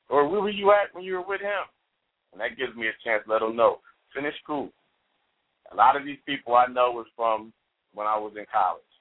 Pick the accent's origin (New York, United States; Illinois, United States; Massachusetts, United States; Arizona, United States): Illinois, United States; Chicago; I'm originally from Chicago and I grew up in the gang. I grew up in the in the in the, in the hood, and Robert Taylor Homes and Stateway Gardens